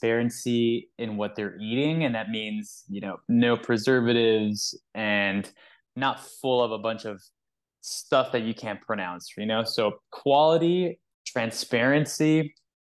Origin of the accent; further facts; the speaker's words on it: South Florida, United States; we're from South Florida